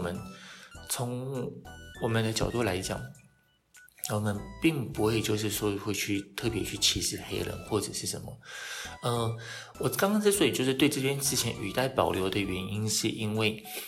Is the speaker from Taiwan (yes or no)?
yes; Taiwan; 我们台湾人